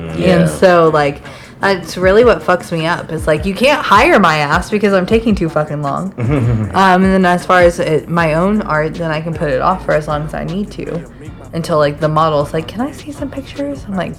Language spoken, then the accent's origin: English; Nashville, Tennessee, United States; now in Atlanta, United States